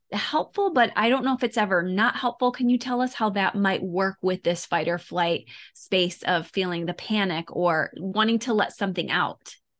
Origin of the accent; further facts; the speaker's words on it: Detroit, Michigan, United States; now in Tampa, United States; I grew up in Detroit